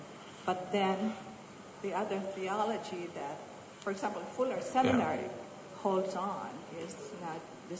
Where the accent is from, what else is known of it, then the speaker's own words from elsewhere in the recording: United States; I'm from the United States, but I am a Christian who is an evangelical but not a fundamentalist.